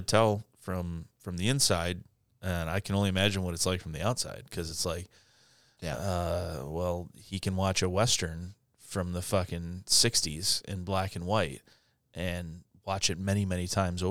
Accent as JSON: {"language": "English", "country": "Ireland", "said": "and I'm Irish. And I'm Catholic"}